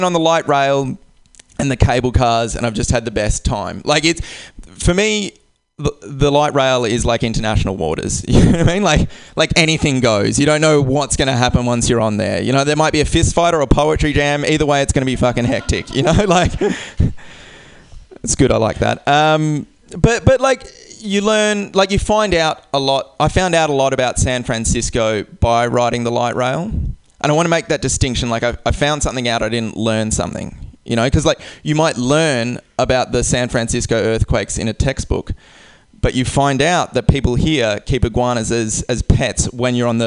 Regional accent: Perth, Western Australia, Australia; I'm from Australia. I'm from a place called Perth

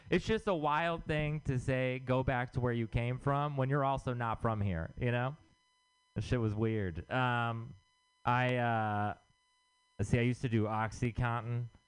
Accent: Texas, United States; moved away; I'm from Texas

